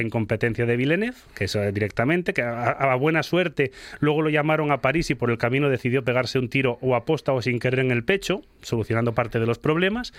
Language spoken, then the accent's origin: Spanish; Spain